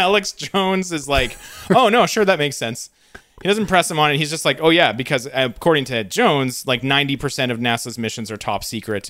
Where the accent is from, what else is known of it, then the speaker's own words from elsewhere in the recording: Canada; as a Canadian